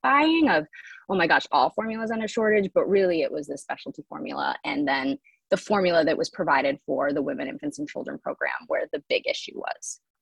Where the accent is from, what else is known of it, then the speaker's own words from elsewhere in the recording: Michigan, United States; moved away as an adult; now in New York, United States; I grew up in Michigan, um, but pretty much right after high school moved away i've been living in new york for you know the better part of the last like 10 to 15 years